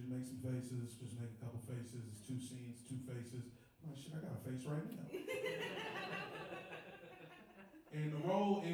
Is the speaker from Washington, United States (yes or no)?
no; Woodbridge, Virginia, United States; I'm from the D.C. area. I'm from Northern Virginia, which is different